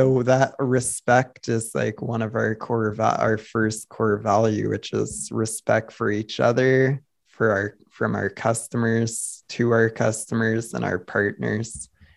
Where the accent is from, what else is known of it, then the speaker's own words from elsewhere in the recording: Canada; I'm Canadian